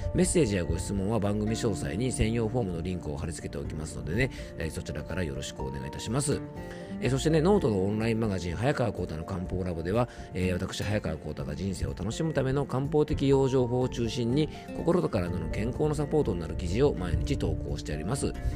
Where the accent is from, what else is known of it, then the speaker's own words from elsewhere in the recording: Shizuoka, Japan; 出身校であるねあの学校もですね静岡県代表として